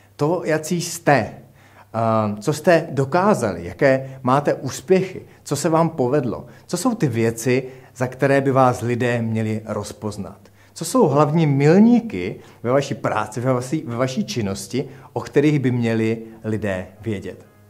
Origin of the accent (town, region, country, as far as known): Czechia